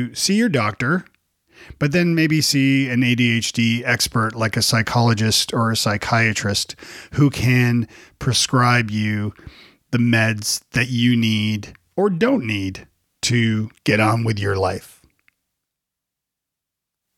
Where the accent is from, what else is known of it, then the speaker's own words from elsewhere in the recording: Toronto, Ontario, Canada; now in United States; So I grew up in Canada. I grew up in Toronto